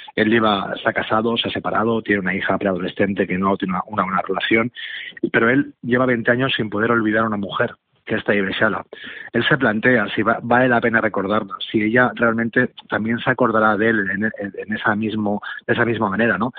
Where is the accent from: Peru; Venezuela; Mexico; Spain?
Spain; Catalonia; yo mismo soy catalán